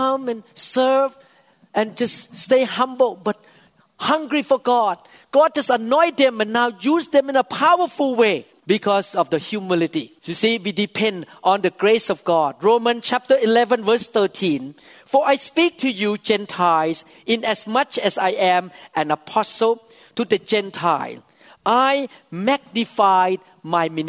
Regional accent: Thailand; English is a second language; I was born in Thailand, a devout Buddhist, playing with demons when I was young

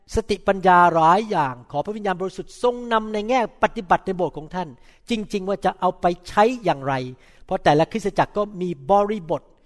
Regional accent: Thailand; moved away; ผมรู้ผมเป็นคนไทย พูดมีสำเนียง

